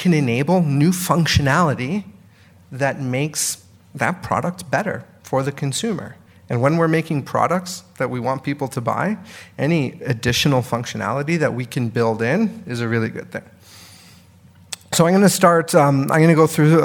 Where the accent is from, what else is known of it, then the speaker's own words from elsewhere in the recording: Canada; moved away as an adult; now in United States; I'm Canadian, but I've lived in the US for 5 years now